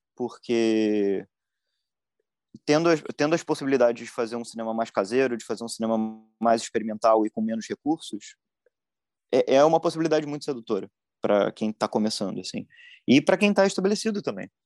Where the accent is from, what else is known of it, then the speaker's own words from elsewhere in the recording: Rio de Janeiro, Brazil; eu sou do Rio